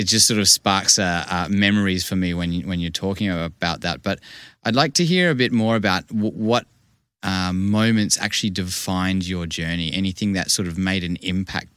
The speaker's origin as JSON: {"language": "English", "town": "Vancouver", "region": "British Columbia", "country": "Canada", "tie": "born or raised there", "moved": "yes", "lives_now": "Western Australia, Australia", "said": "growing up in Canada"}